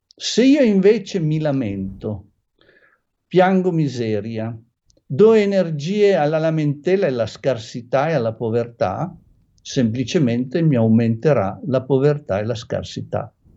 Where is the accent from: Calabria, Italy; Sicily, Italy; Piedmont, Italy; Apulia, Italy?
Piedmont, Italy; Turin; io sono di Torino